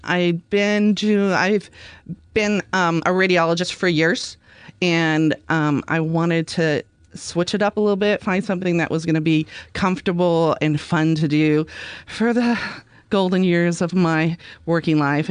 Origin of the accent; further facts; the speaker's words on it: Vancouver, Washington, United States; moved away as an adult; now in Oregon coast, United States; I grew up in the Vancouver, Washington area.